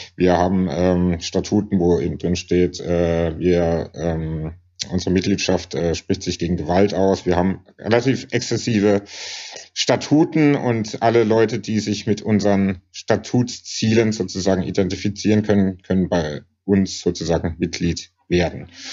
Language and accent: German; Karlsruhe, Baden-Württemberg, Germany; moved away as an adult; now in Berlin, Germany; Ich bin in Karlsruhe aufgewachsen